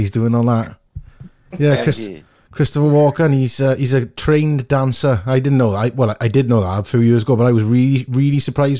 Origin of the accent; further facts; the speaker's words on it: Port Talbot, Wales, United Kingdom; people who I grew up with in Portalbert who've gone on, yourself, Cathy, Scott Arthur, lots of people from Wales